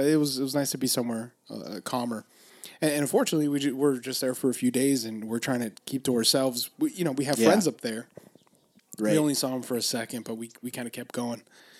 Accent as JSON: {"language": "English", "town": "Los Angeles", "region": "California", "country": "United States", "said": "oh, we're from LA. We're up here for a few days"}